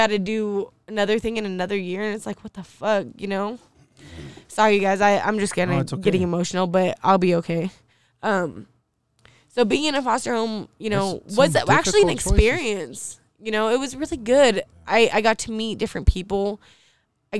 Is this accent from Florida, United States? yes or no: no; Spokane, Washington, United States; also born or lived in Everett, Washington; I'm actually from Spokane, Washington. I was born in Everett.